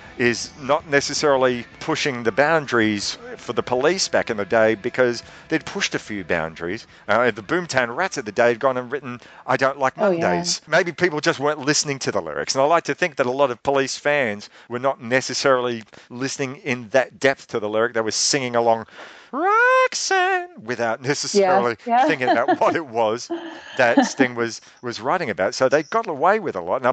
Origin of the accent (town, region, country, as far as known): Australia